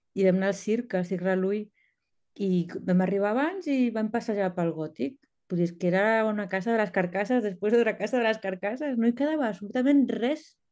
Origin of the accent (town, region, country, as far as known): L'Hospitalet de Llobregat, Catalonia, Spain; born or raised there; moved away as an adult; also born or lived in Berlin, Germany; now in Copenhagen, Denmark